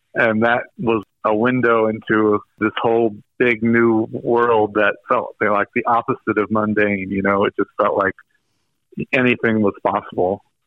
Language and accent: English; Greensboro, North Carolina, United States; I grew up in Greensboro, North Carolina, which was a very kind of mainstream suburb